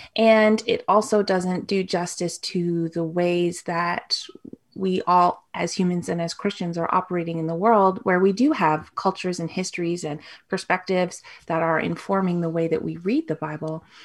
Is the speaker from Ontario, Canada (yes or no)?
yes; Toronto, Ontario, Canada; I grew up in Toronto